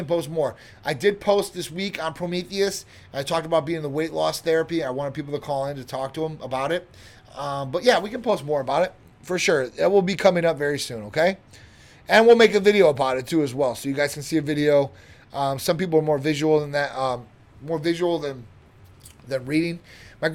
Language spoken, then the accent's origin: English; Chicago, Illinois, United States; now in Tampa, United States; I'm from Chicago originally